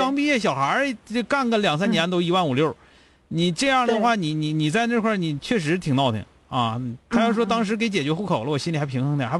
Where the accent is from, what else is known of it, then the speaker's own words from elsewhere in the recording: Changchun, Jilin, China; 因为我是长春人